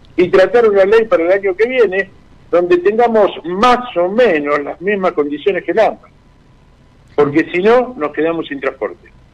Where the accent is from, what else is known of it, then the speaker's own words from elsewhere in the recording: Argentina; nos deben tratar como argentinos